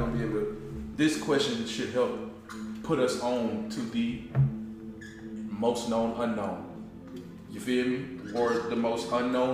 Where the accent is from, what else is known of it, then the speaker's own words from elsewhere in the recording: United States; I'm from America